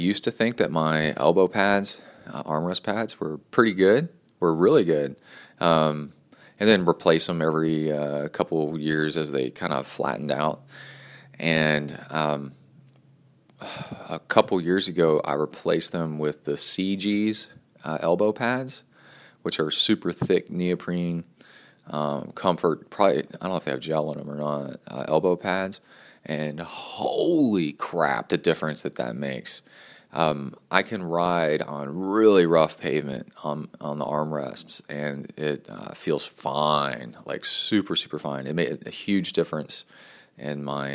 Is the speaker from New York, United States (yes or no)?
no; Texas, United States; also born or lived in College Station, Texas